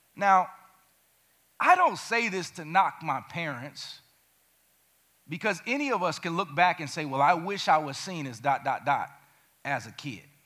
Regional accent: Gary, Indiana, United States; Growing up in Gary, Indiana, murder capital of the world when I was there in the 90s

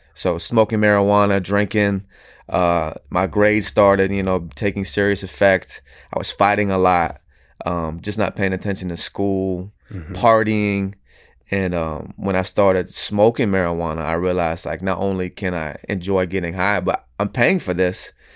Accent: Venice, Florida, United States; also born or lived in Houston, Texas; now in Tampa, United States; originally, I was born in Houston, Texas. I was raised in Venice, Florida

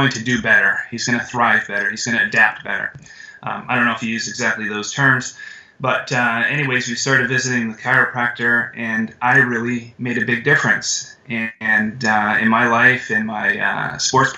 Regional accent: Canada; moved away; I'm from Canada originally, and I was in high school, and I was working at a gas station.

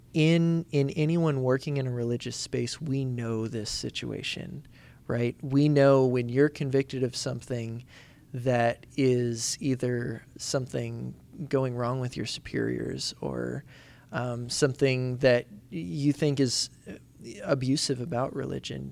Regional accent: Indiana, United States; where I grew up in Indiana

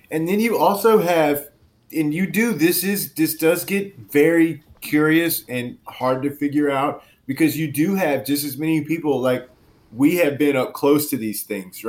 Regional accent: Louisiana, United States; I grew up in Cajun, South Louisiana, and, you know, with a lot of exposure to voodoo culture and everything

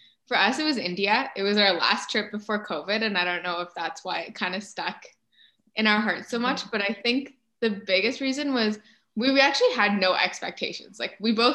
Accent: Canada; we're from Canada

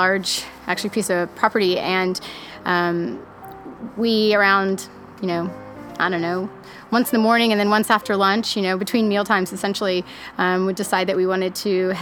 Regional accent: Austin, Texas, United States; I'm originally from Austin, Texas

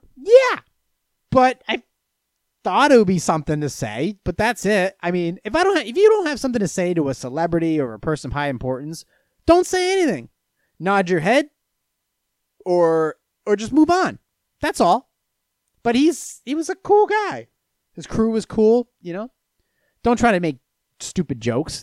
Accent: Venice, Florida, United States; I was born in Venice, Florida

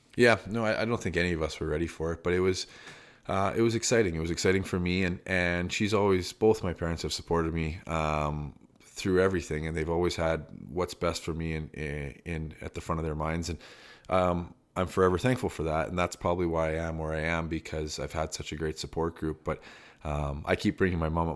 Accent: Calgary, Alberta, Canada; I grew up in Calgary in big schools

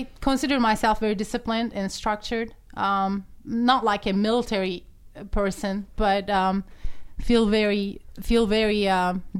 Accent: Turkey; English is a second language; moved away as an adult; now in United States; I'm from Turkey originally. I came to the United States when I was 21 years old.

